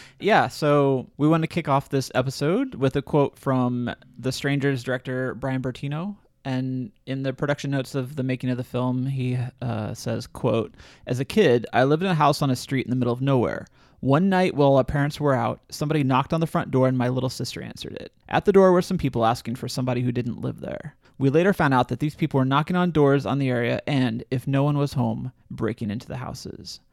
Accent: Illinois, United States; now in Cincinnati, United States; I was born in Illinois, home of John Wayne Gacy

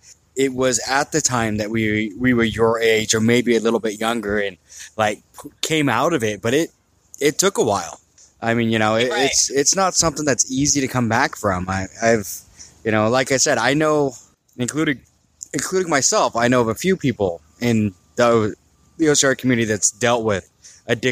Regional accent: Maple Valley, Washington, United States; in high school, I grew up out in Maple Valley

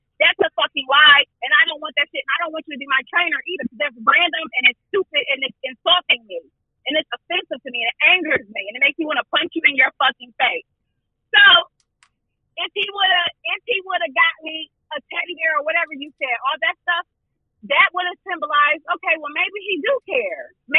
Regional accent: Buffalo, New York, United States; We were in my hometown, right?

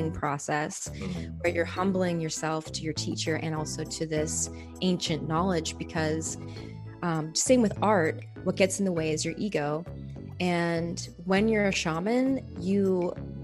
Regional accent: Canada; the place that I was born in Canada

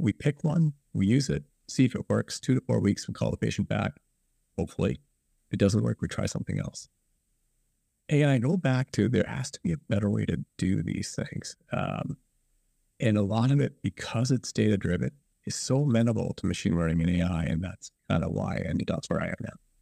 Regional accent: Guelph, Ontario, Canada; also born or lived in Ann Arbor, Michigan; I was raised in Guelph

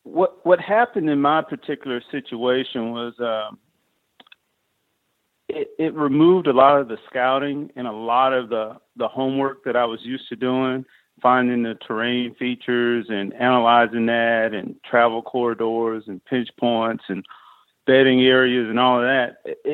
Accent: Mississippi, United States; now in Texas, United States; In fact, I'm not a native Texan. Okay. I grew up in Mississippi, and I grew up hunting there.

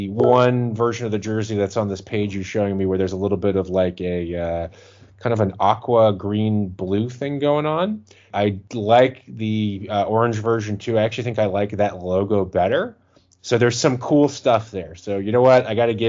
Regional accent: Jacksonville, Florida, United States; moved away; I'm a Floridian originally, and I'm originally from Jacksonville, which is about 2.5-3 hours from Orlando.

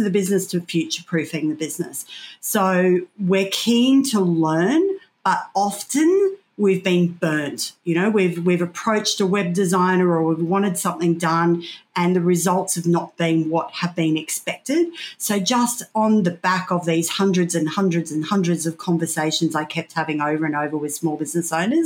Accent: Casino, New South Wales, Australia; being a kid growing up in Casino

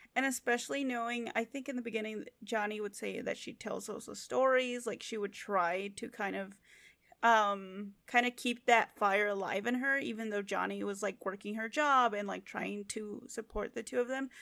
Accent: United States; we're American

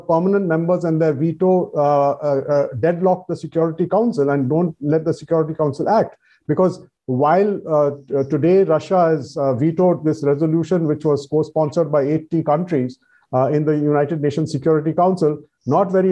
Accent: India; as an Indian

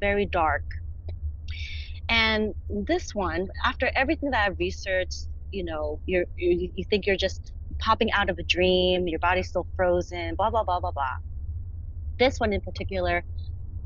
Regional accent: New Jersey, United States; moved away as an adult; now in Los Angeles, United States; I'm originally from New Jersey, but moved to Los Angeles, California in 2013

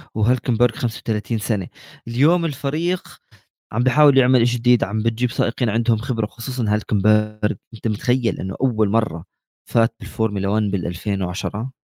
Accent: Jordan; عندنا بالاردن بنحكي هيك

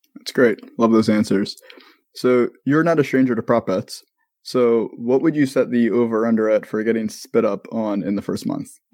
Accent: Maryland, United States; now in Florida, United States; I'm from Maryland

